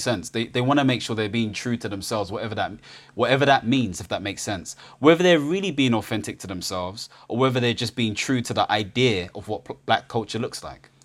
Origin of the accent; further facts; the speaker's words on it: United Kingdom; I'm Ghanaian British